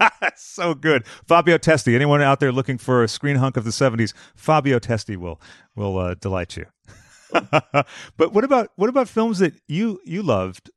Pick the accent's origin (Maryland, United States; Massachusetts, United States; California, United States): Massachusetts, United States; Boston; now in Los Angeles, United States; I'm from Boston